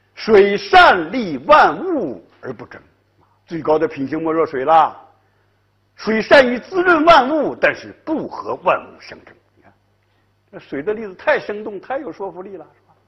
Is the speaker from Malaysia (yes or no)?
no; Northeast China, China; moved away; 我在东北嘛，我是东北人呐